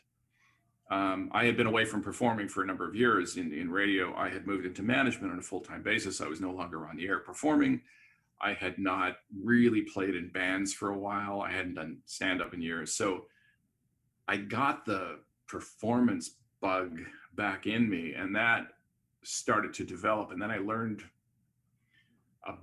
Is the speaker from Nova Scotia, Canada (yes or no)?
no; Montreal, Quebec, Canada; moved away; also born or lived in Vancouver; I grew up in Montreal